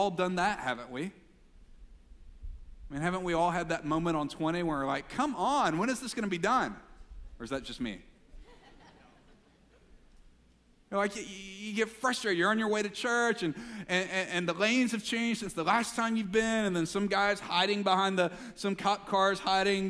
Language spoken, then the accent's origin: English; Mississippi, United States; Growing up in Mississippi